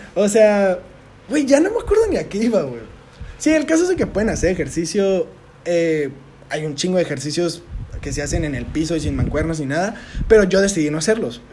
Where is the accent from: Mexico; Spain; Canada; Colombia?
Mexico; Tijuana, Baja California; nosotros que somos de Tijuana